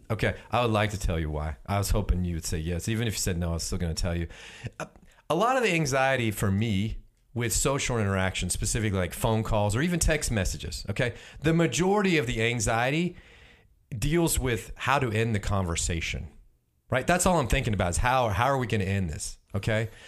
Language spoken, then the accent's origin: English; Houston, Texas, United States; my hometown, Houston.